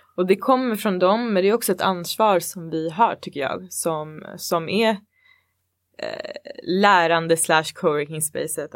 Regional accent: Botkyrka, Stockholm County, Sweden; born or raised there; moved away as an adult; now in Stockholm, Sweden

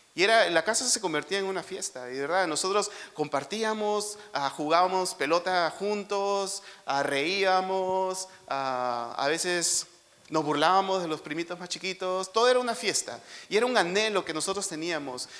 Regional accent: Lima, Peru; nosotros crecimos en San Juan de Urigancho, que está, es un cono que está lejos de aquí

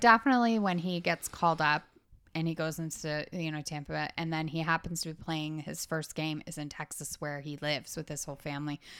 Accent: Canada; we are Canadian

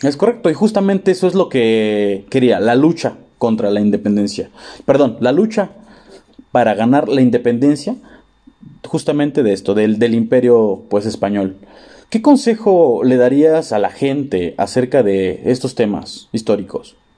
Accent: Mexico; como mexicanos que somos

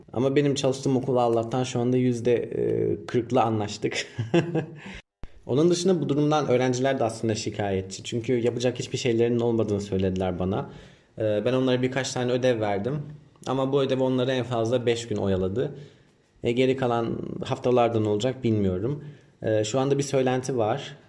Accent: Ankara, Turkey; moved away as an adult; also born or lived in Giresun; now in Vietnam; 1992 Ankara doğumluyum.

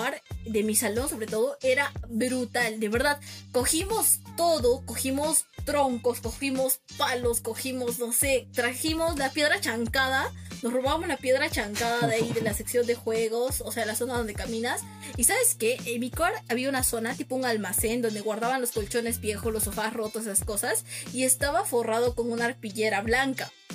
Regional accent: Cusco, Peru; como buenos peruanos

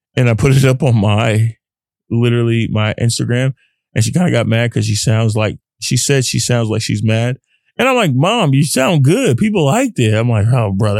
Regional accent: Dallas, Texas, United States; growing up in Texas, a Texas boy

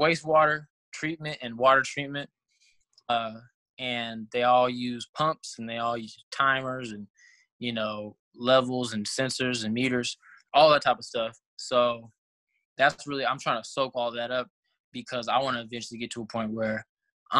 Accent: Texas, United States; also born or lived in California / Tuskegee, Alabama; I was raised in Texas, but I was originally from California

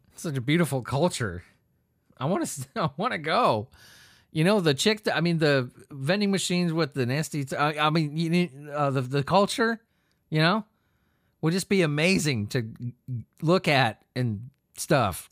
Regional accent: Southern California, United States; moved away; I grew up in Southern California

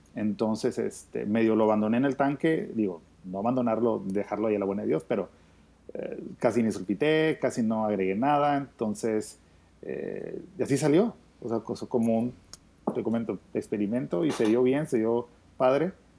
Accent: Mexico; Así como somos los mexicanos

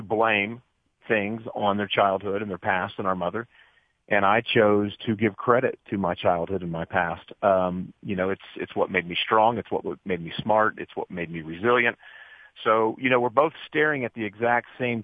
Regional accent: Dayton, Ohio, United States; I was raised in Dayton, Ohio

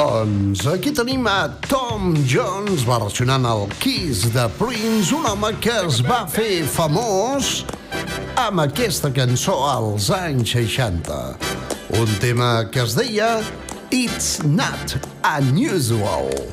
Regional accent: Bages, Catalonia, Spain; jo sóc del Bages

